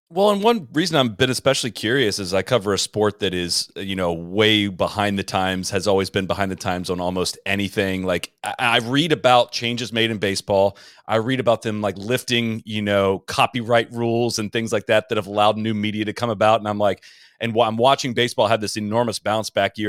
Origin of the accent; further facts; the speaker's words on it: Columbus, Ohio, United States; also born or lived in Charleston, West Virginia; So I was born in Charleston, West Virginia, and I lived in Columbus, Ohio, up through high school.